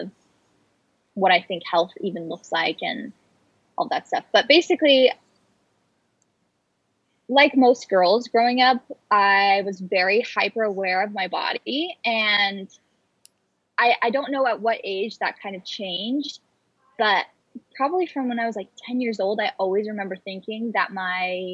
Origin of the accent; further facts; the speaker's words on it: Arizona, United States; moved away as an adult; also born or lived in California / Utah / San Diego; now in Los Angeles, United States; me and my family moved to Arizona. That's where I grew up